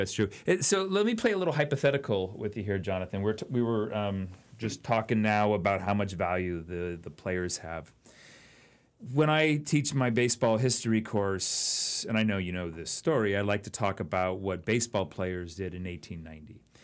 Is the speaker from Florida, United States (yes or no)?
no; Oakland, California, United States; I grew up in Oakland, California